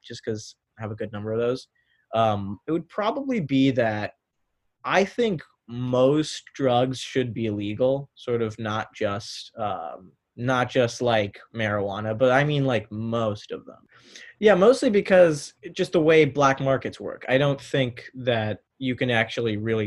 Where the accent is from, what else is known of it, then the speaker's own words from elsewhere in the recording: North Potomac, Maryland, United States; I'm from North Potomac, Maryland, so that's about 30 minutes away from Georgetown in Maryland suburbs of DC